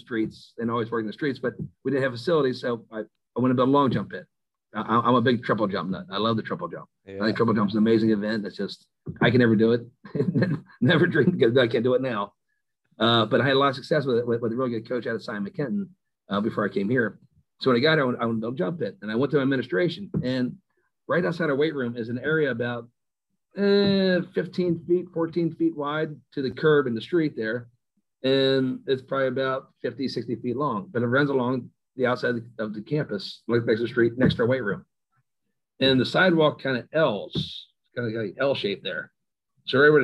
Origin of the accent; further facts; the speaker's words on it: Dayton, United States; I grew up here in Dayton